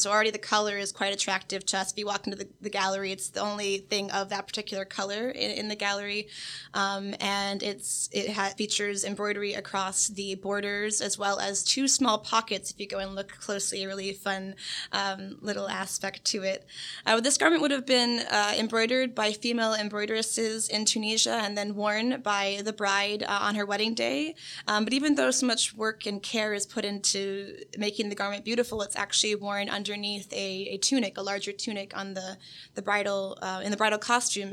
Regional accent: Oviedo, Florida, United States; I'm from Oviedo, Florida, so that's just 30 minutes down the road. I'm a local person.

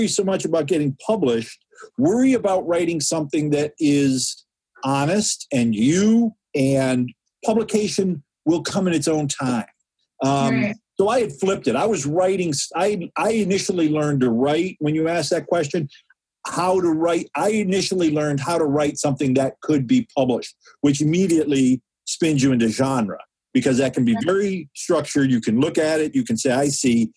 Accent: Ann Arbor, Michigan, United States; also born or lived in Saline, Michigan / New York; I grew up in Ann Arbor and Saline

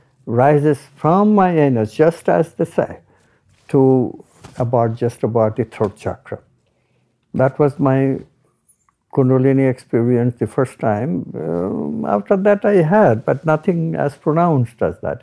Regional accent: India; I'm Indian

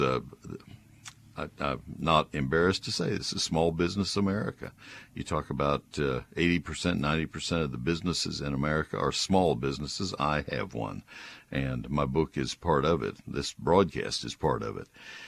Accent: Texas, United States

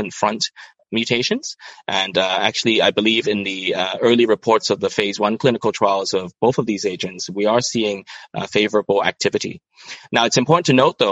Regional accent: Hong Kong; also born or lived in Toronto, Canada; I was brought up and trained in Hong Kong

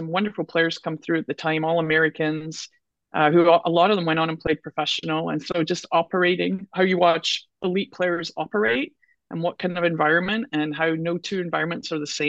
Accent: Scotland, United Kingdom; And when you're Scottish, we all know how we like the green dollar.

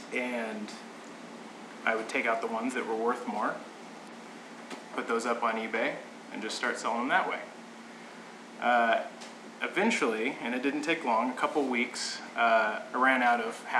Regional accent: Kansas, United States; now in Kansas City, United States; This is in the middle of nowhere, Kansas

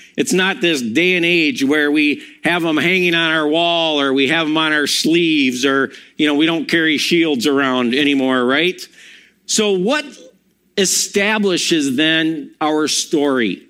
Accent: Milwaukee, Wisconsin, United States; also born or lived in Madison; I'm from Wisconsin. I, born in Madison, grew up in Milwaukee, graduated from there.

